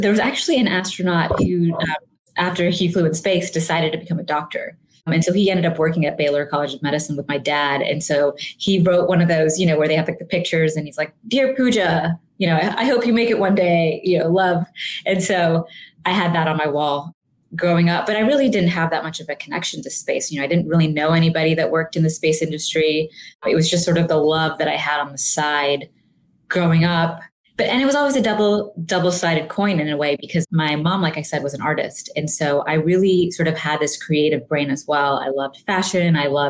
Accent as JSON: {"language": "English", "region": "England", "country": "United Kingdom", "tie": "born or raised there", "lives_now": "Houston, United States", "said": "Yeah. So I was born and raised in England. My parents were born and raised in India, and they moved to England shortly after they got married."}